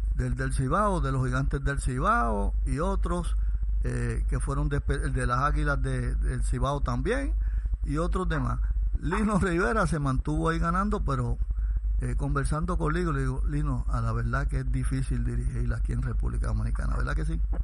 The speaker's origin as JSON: {"language": "Spanish", "town": "Mayagüez", "country": "Puerto Rico"}